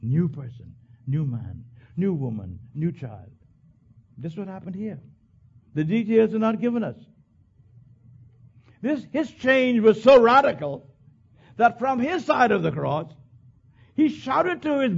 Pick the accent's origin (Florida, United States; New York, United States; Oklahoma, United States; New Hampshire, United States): New York, United States; When I grew up in Long Island, child, how you die?